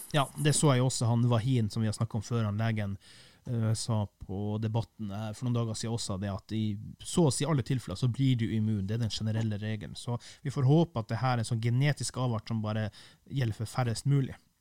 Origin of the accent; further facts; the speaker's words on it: Kiberg, Finnmark, Norway; Kiberg der jeg kommer fra